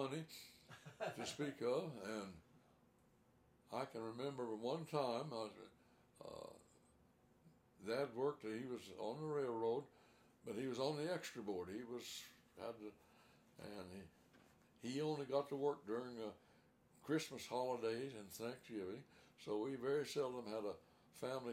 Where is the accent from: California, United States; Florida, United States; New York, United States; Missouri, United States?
Missouri, United States; Crane; when I was growing up in Crane, that was in the 1930s